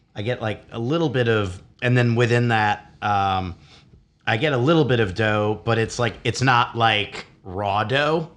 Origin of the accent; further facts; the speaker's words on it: Chicago, Illinois, United States; I grew up in Chicago